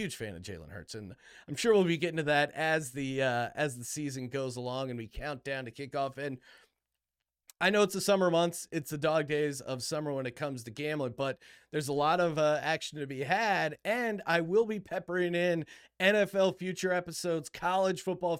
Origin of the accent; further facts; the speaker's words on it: Bethlehem, Pennsylvania, United States; Now, originally, I'm from Bethlehem, Pennsylvania, just outside of Philly.